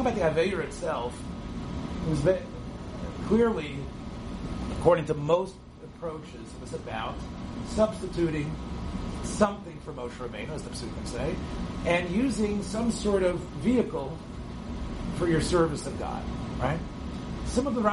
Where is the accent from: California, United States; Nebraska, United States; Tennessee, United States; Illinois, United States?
Tennessee, United States; Memphis; I was growing up in Memphis